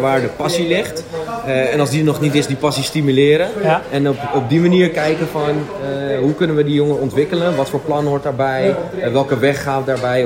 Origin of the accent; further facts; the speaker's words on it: Amsterdam, North Holland, Netherlands; Ik ben geboren in Amsterdam als drieling